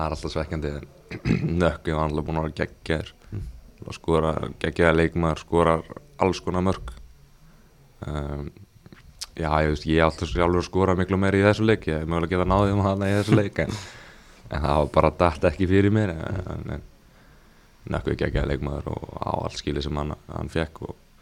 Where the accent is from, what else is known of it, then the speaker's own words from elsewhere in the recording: England, United Kingdom; moved away; ég ólst upp í Englandi